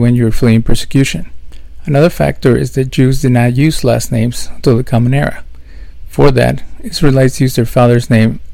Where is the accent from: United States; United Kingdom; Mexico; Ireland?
Mexico; Growing up in Mexico